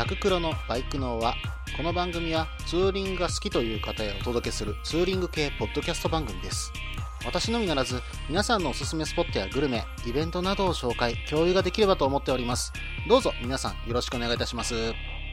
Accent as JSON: {"language": "Japanese", "region": "Kansai", "country": "Japan", "said": "食べる関西人なんで"}